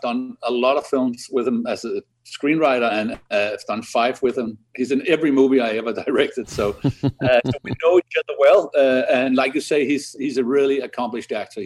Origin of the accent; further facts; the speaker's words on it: Denmark; I'm from like 50 miles from Roskilde, a place called Frederiksberg, which is a tiny rural town